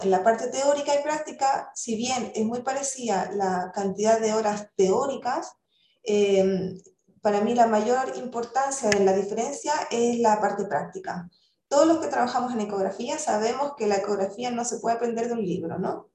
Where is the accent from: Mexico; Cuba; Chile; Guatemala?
Chile; moved away as an adult; yo soy chilena